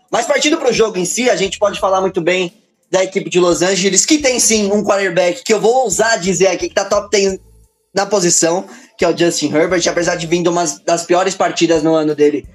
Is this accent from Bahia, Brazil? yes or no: no; São Paulo, Brazil; sou aqui da Zona Leste de São Paulo, sou da Quebrada